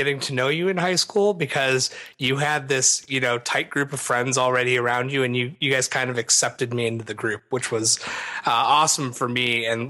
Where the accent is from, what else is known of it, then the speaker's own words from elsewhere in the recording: Naperville, Illinois, United States; also born or lived in Yorkville, Illinois; So I grew up primarily in Yorkville, Illinois, which is just west of where we grew up in Naperville, until fourth grade or fifth grade or something like that. And then we moved out to Naperville